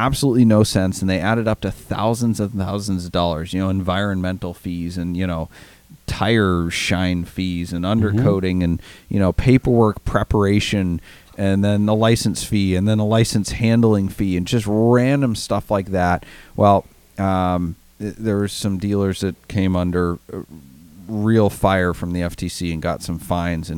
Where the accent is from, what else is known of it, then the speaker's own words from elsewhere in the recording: Maine, United States; moved away; my home state of Maine